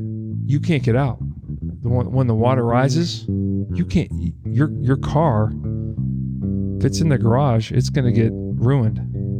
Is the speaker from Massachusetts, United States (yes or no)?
yes; Boston, Massachusetts, United States; I'm from Boston.